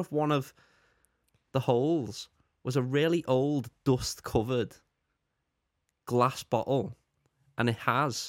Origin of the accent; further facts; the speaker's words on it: Speke, North West England, United Kingdom; Well, that's in Speak.